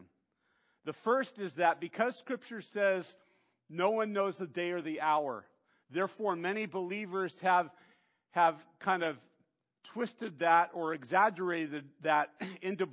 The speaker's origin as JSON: {"language": "English", "country": "United States", "said": "as Western American Christians"}